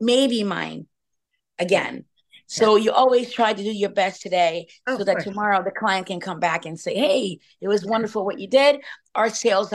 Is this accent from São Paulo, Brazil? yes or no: no; Rio de Janeiro, Brazil; also born or lived in France; now in Pittsburgh, United States; I was born in Rio de Janeiro, Brazil